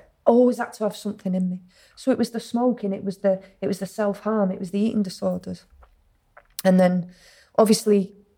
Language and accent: English; Acton, Wales, United Kingdom; I grew up in a place called Acton